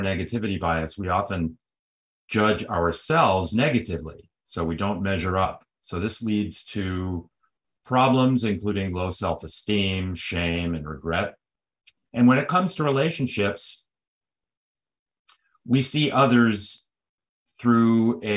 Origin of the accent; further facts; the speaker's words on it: Chicago, Illinois, United States; moved away as an adult; now in California, United States; I'm originally from Chicago, a city that's often compared to Toronto